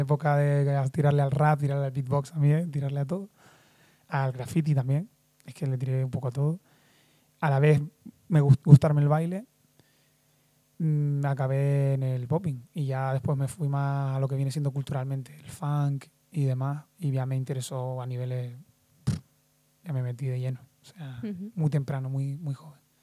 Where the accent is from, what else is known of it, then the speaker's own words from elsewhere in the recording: Lanzarote, Canary Islands, Spain; now in Madrid, Spain; vengo de las Islas Canarias, soy de Lanzarote.